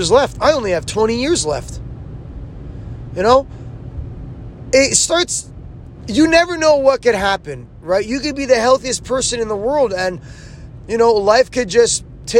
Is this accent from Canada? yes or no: yes; Canada; I'm Canadian.